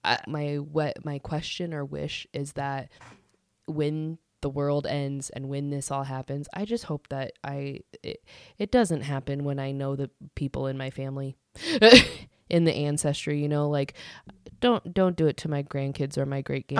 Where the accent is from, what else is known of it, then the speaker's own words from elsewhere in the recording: United States; as the American people